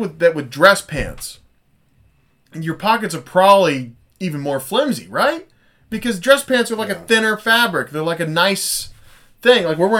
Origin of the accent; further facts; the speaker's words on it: United States; I'm an American.